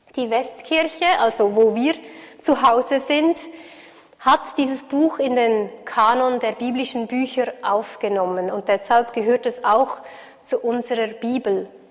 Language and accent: German; Switzerland; für mich als Schweizerin